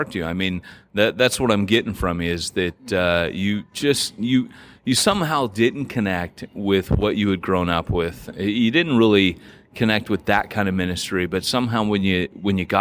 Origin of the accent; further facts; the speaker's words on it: California, United States; I grew up in California.